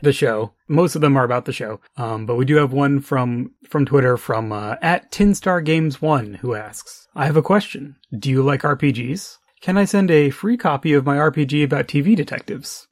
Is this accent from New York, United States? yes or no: no; New Mexico, United States; when I first started driving in New Mexico, you know, as a teenager